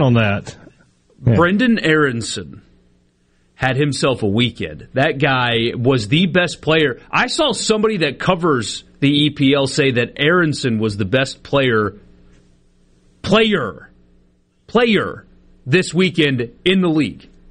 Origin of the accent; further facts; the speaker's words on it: Greenville, South Carolina, United States; now in Jackson, United States; I grew up in Greenville, South Carolina